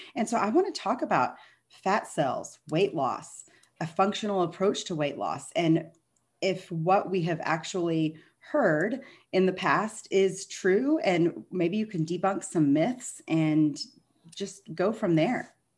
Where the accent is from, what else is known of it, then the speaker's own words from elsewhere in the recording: Texas, United States; I'm a Texan